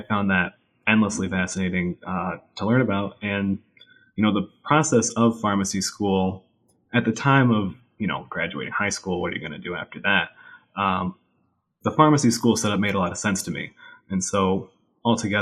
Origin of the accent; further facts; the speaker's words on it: Watertown, New York, United States; So I am from a small town in North Country, New York, Watertown, New York, right up against the border with Canada.